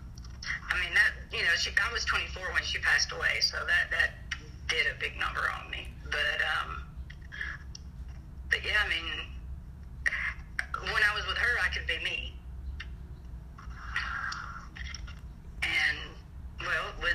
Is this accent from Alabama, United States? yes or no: yes; Alabama, United States; I'm from Alabama.